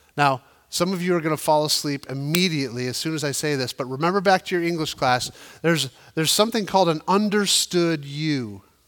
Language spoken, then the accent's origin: English; United States; we as the American church